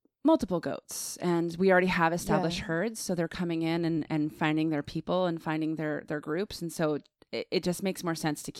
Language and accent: English; Virginia, United States; born there; also born or lived in Greece; I was born in Virginia.